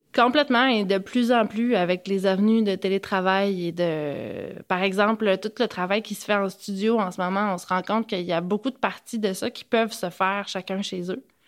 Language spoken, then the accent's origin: French; Gaspésie, Quebec, Canada; moved away as an adult; also born or lived in Montreal; de chez nous en Gaspésie